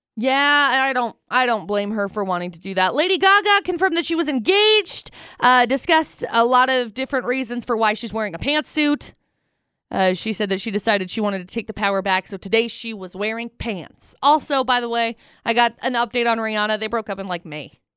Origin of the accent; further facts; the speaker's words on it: Tremonton, Utah, United States; also born or lived in Brigham City; I grew up in Tremonton